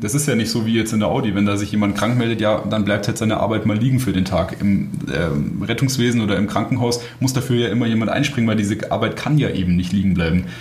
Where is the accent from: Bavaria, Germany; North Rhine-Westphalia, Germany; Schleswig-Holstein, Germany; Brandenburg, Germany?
Bavaria, Germany; moved away as an adult; now in Bratislava, Slovakia; bei uns in Bayern